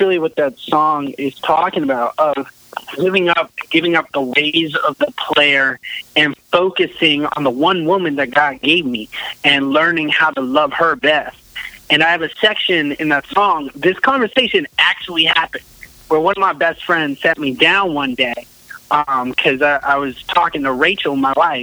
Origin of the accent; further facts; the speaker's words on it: New Hampshire, United States; I got out of the Army and moved back home to New Hampshire